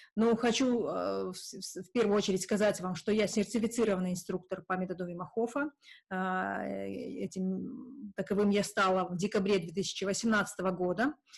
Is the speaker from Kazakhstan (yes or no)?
yes; Kazakhstan; что я не русская, и что я не из Сибири, а из Казахстана